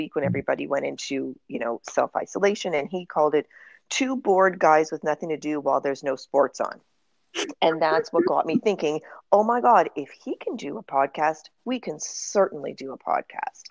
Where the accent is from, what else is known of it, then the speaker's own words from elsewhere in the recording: Winnipeg, Manitoba, Canada; moved away as an adult; now in Toronto, Canada; We are all born and raised in Winnipeg